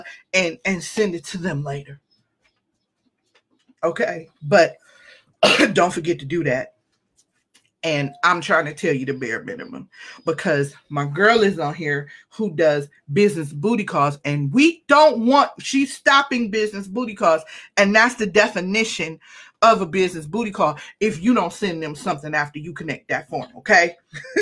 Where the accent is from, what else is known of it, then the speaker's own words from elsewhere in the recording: Cleveland, Ohio, United States; I'm from Cleveland